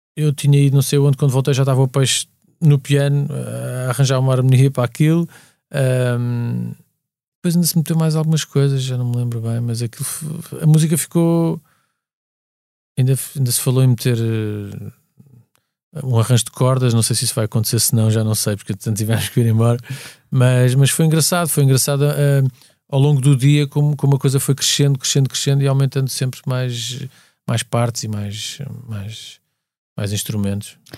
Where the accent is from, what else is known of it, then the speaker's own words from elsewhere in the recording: Lisbon, Portugal; sou de Lisboa, cresci, nasci em Lisboa